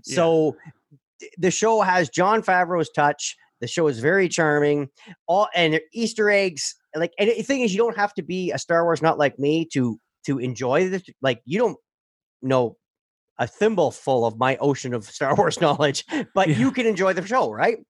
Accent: Sudbury, Ontario, Canada; I grew up in Sudbury

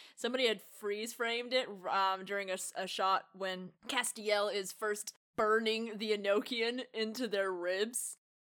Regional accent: United States; being the American

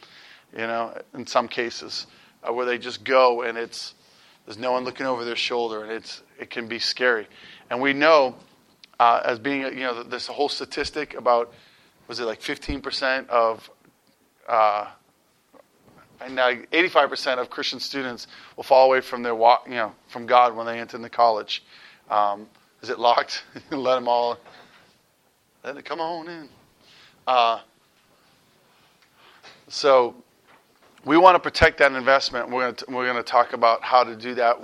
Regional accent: Massachusetts, United States; now in Youngstown, United States; I'm originally from Massachusetts, so sometimes some weird words come out of my mouth, my accent kicks back

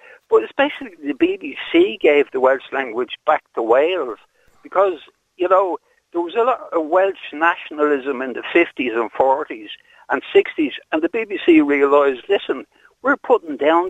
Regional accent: Ireland

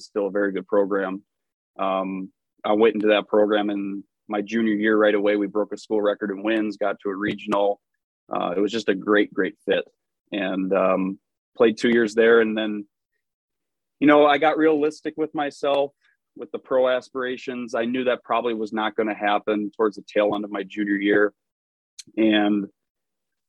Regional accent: Verona, Wisconsin, United States; I am a Wisconsin native. So I grew up in Verona, Wisconsin, just outside of Verona, out in the country

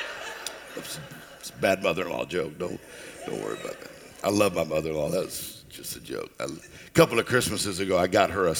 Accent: Mississippi, United States; I'm from Mississippi.

